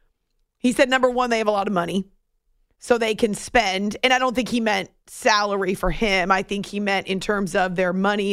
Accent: New England, United States; moved away; also born or lived in Syracuse; I went to school in Syracuse. It was definitely cold, but I grew up in New England

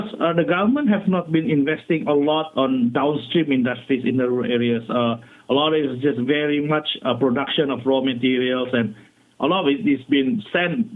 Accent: Sabah, Malaysia; I'm from Sabah

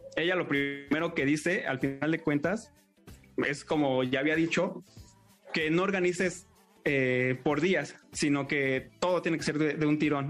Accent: Mexico; nosotros somos mexicanos

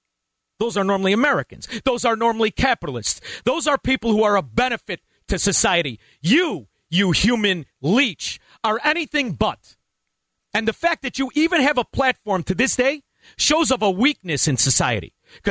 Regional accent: Ottawa, Ontario, Canada; I know I said tro, but that's all right, I'm from Ottawa.

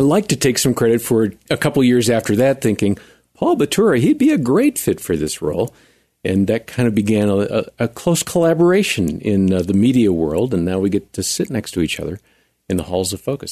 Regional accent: central Wisconsin, United States; moved away as an adult; also born or lived in Chicago / Texas; when I was about three, we moved from Chicago up to central Wisconsin

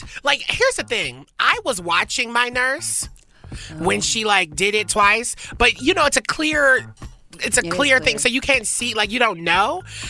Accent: the South, United States; I'm from the South.

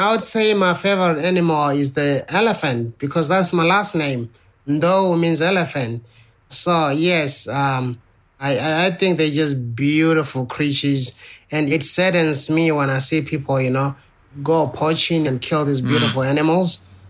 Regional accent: South Africa; growing up in South Africa then, you know, where almost every teenager, you know, walked around with a knife or a gun

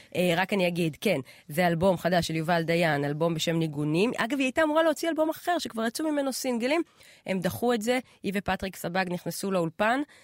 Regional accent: Israel; אני בתור ישראלית, את יודעת, דור, לא יודעת מה, רביעי לאנשים שחיים פה

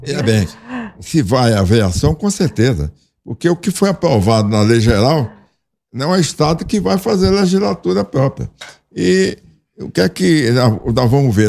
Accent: Feira de Santana, Bahia, Brazil; eu sou de Feira de Santana

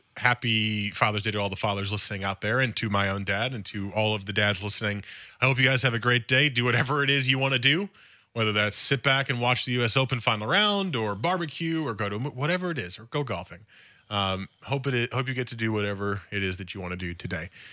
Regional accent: East Coast, United States; I grew up on the East Coast

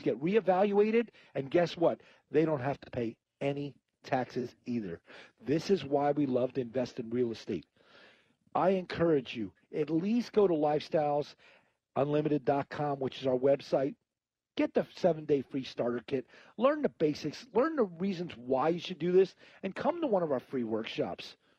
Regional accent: Northeast, United States; now in San Antonio, United States; I'm from Northeast, so it comes out once in a while, the Joe Pesci

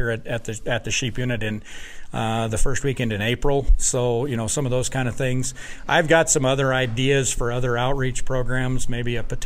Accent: Wyoming, United States; moved away as an adult; now in Wisconsin, United States; I grew up in Wyoming where the sheep industry was large

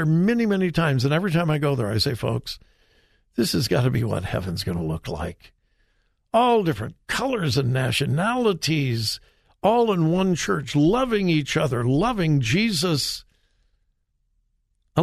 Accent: Compton, California, United States; I grew up in Southern California. I graduated from high school in Compton.

